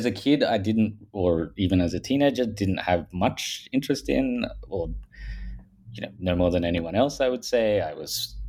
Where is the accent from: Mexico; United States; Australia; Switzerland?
Australia; accent: Australian; I'm from Australia, if people haven't picked that up from my Paul Hogan style accent.